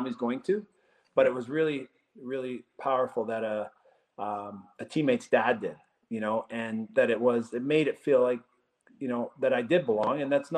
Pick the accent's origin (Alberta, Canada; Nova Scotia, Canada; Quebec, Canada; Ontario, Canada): Alberta, Canada; Edmonton; So growing up in Edmonton and St. Albert there, I had great experiences.